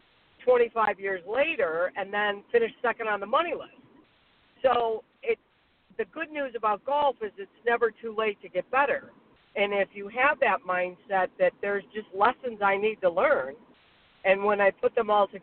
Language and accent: English; Silver Creek, United States; from Silver Creek